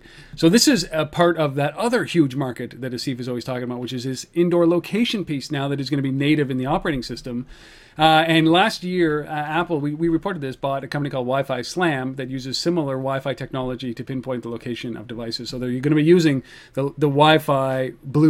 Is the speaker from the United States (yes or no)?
no; Ottawa, Ontario, Canada; in Ottawa, in my hometown